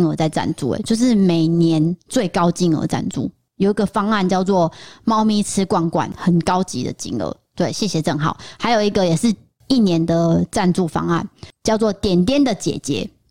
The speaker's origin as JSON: {"language": "Chinese", "region": "Tainan", "country": "Taiwan", "said": "他说你哪里人？我说哦，我我从台南来的这样，我就是真的演得很慌张哦。"}